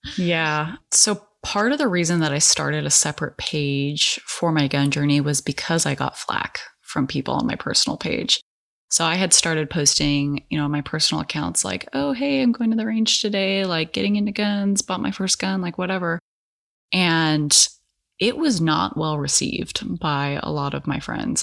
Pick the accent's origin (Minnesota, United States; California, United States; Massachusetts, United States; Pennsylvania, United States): California, United States; now in Portland metro area, United States; I'm actually from California